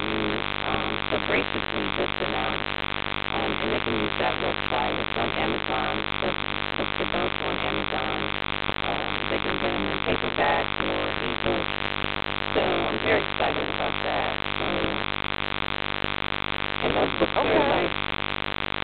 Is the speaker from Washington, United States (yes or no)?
no; Columbus, Ohio, United States; also born or lived in Early County, Georgia; I was born in a little county called Early County in Georgia, Georgia. And so that's where my roots are. A lot of my family is from Georgia and Florida. But I grew up in Columbus